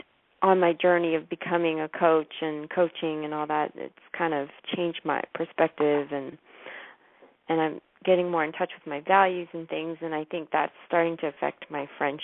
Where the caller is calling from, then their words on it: San Diego, California, United States; San Diego.